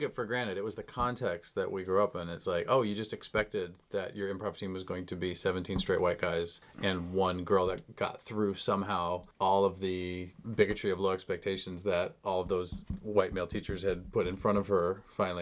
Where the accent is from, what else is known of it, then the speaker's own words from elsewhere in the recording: Chicago, Illinois, United States; moved away as an adult; also born or lived in Rock Island, Illinois / River Grove, Illinois; now in Los Angeles, United States; As a Chicagoan